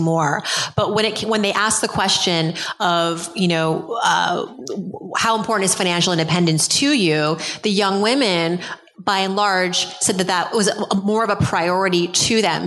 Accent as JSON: {"language": "English", "town": "New York City", "region": "New York", "country": "United States", "said": "I'm from Brooklyn."}